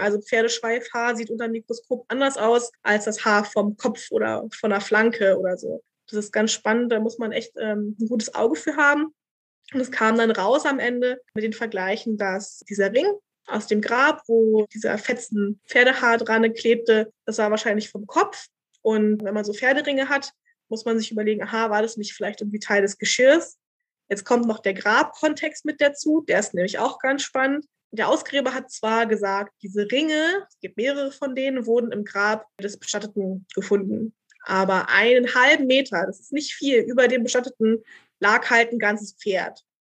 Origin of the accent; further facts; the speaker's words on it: Berlin, Germany; also born or lived in Vienna, Austria; ich bin halt Urberlinerin